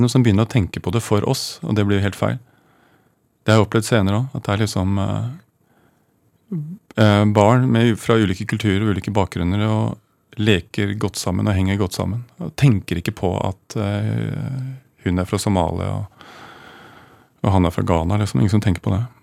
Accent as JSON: {"language": "Norwegian", "region": "Oslo", "country": "Norway", "tie": "born or raised there", "said": "Jeg er fra Oslo."}